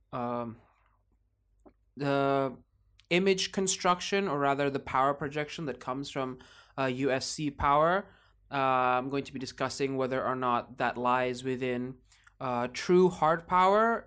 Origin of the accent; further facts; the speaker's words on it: Indonesia; I'm Indonesian by birth